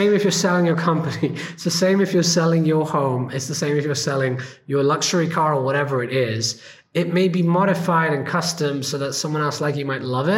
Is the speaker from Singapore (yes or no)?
no; India; being an Indian, I grew up in a poor neighborhood.